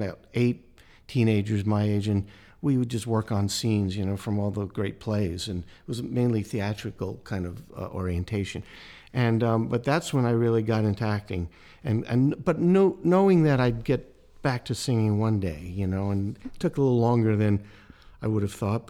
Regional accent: New York City, New York, United States; moved away as an adult; also born or lived in Pennsylvania; I grew up in Brooklyn

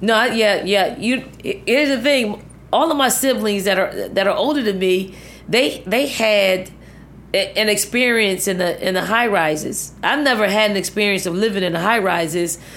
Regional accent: Philadelphia, Pennsylvania, United States; moved away as an adult; also born or lived in Virginia; the housing projects that I grew up in, I mean, it was probably ninety-nine point nine percent black

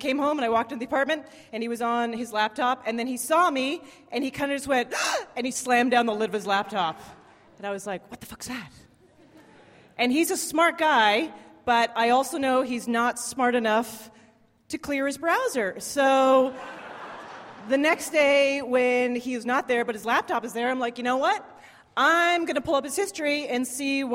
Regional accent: Canada; moved away; I'm from Canada.

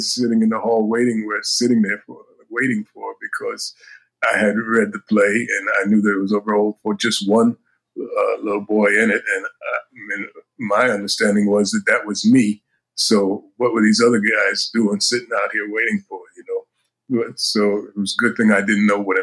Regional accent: New York City, New York, United States; as a kid growing up in Manhattan

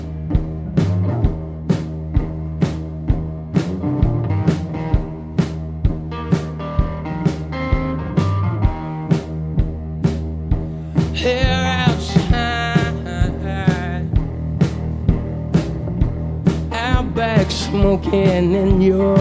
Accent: Alabama, United States; I am from Alabama

